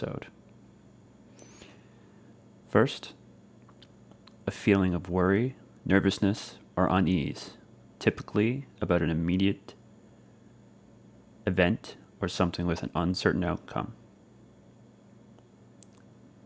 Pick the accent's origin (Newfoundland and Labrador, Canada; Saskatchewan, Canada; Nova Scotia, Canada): Newfoundland and Labrador, Canada; Clarenville; Clarenville, Newfoundland, Canada, of course, my hometown